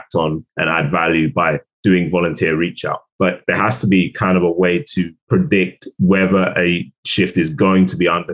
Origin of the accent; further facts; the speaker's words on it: London, United Kingdom; I am from South London.